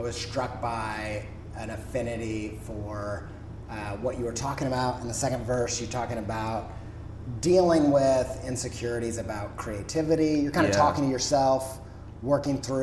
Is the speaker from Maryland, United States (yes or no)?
no; Indiana, United States; I'm from Indiana.